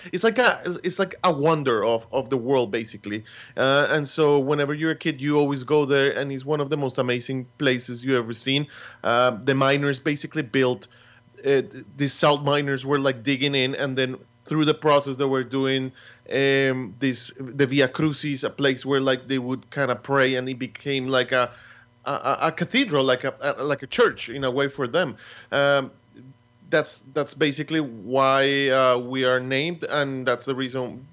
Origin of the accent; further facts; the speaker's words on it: Bogotá, Colombia; moved away as an adult; also born or lived in Boston; now in New York, United States; we come from a city, we come from Bogota, city that you can walk